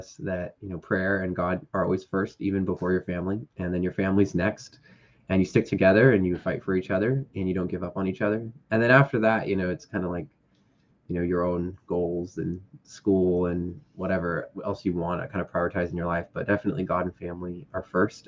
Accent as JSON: {"language": "English", "area": "Bay Area", "region": "California", "country": "United States", "tie": "born or raised there", "also_born_or_lived": "Castro Valley, California / Oakland, California", "lives_now": "Napa, United States", "said": "I was born actually in Castro Valley and lived in Oakland for a little bit, and then pretty much just moved around the Bay Area, and now I'm in Napa, California."}